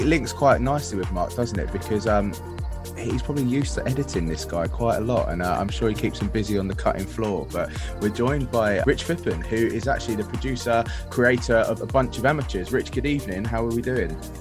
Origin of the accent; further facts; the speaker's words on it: London, United Kingdom; now in Worthing, United Kingdom; I'm from South London.